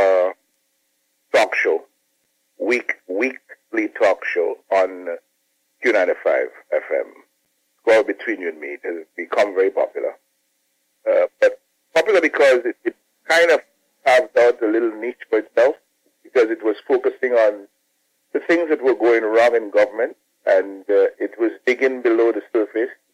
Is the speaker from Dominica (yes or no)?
yes; Dominica; I'm Dominican by birth. I was born in Mayagot, Dominica. Mm-hmm. And I grew up in Dominica